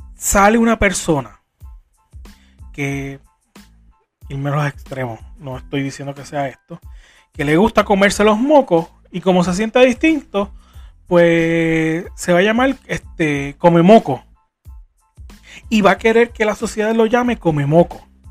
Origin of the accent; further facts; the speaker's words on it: Puerto Rico; como puertorriqueño